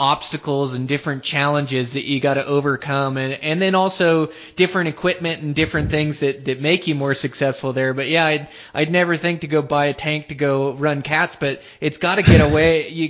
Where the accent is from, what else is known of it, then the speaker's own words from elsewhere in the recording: Western Washington, United States; I grew up like on Western Washington, same thing where we had the Cascades and the eastern part of the state, and I was quite a bit younger, just a kid growing up.